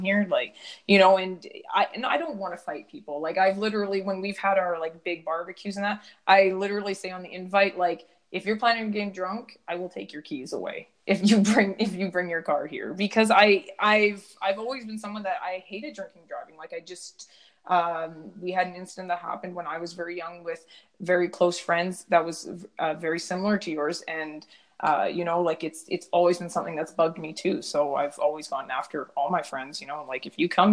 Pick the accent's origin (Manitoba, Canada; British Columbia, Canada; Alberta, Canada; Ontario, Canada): British Columbia, Canada; Ladner; I come from Ladner, a smaller town